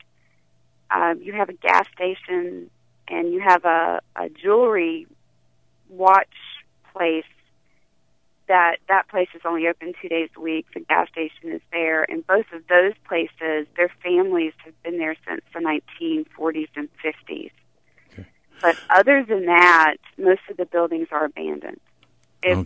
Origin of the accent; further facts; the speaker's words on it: High Point, North Carolina, United States; I grew up in High Point